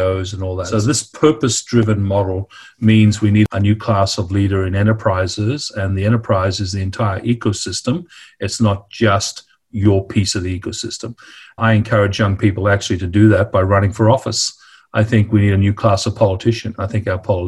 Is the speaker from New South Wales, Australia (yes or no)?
no; Darwin, Northern Territory, Australia; the way I grew up in Darwin and, of course, in my Greek household